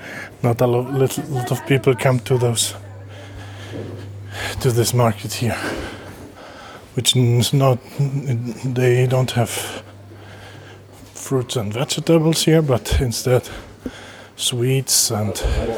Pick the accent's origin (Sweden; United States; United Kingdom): Sweden; English is a second language